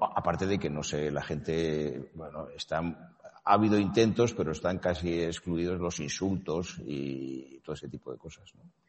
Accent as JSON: {"language": "Spanish", "country": "Spain", "said": "yo, como español y como europeo"}